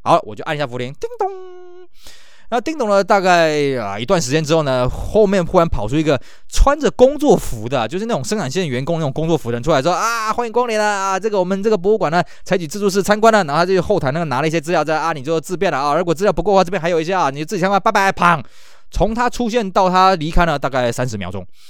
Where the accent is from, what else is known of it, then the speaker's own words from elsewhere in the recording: Taiwan; 我们台湾人在日本来讲算外国人嘛